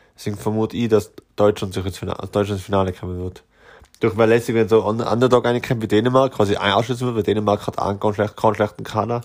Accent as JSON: {"language": "German", "country": "Austria", "said": "als Österreicher"}